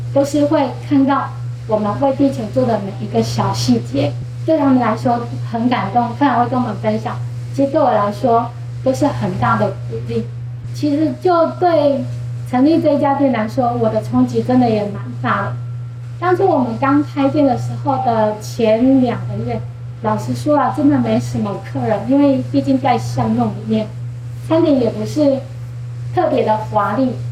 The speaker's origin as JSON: {"language": "Chinese", "town": "Changhua", "region": "Changhua County", "country": "Taiwan", "tie": "born or raised there", "said": "彰化是一个务农的城市，其实我们家，我妈妈，我舅舅他们都是务农"}